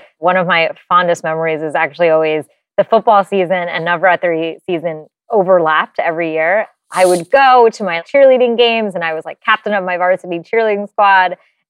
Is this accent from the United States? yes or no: no; India; what she gave me and the knowledge of the beauty, the rigor, the sense of duty that being an Indian woman really comes